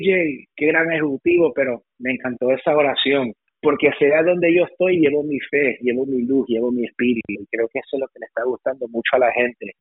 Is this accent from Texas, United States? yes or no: no; West New York, New Jersey, United States; producto de un inmigrante, familia salvadoreña, nacido en West New York, New Jersey